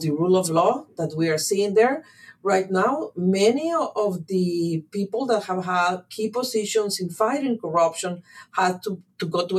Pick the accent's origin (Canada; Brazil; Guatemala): Guatemala; I come from Guatemala. When I turned 18, we had a new constitution. It was the end of the civil war in my country